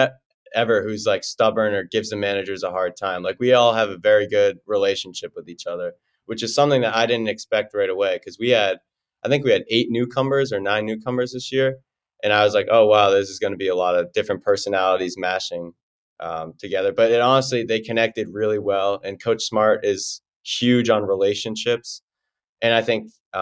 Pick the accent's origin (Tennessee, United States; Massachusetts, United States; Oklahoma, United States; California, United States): Massachusetts, United States; Franklin; moved away as an adult; now in Milwaukee, United States; I'm from Franklin, Massachusetts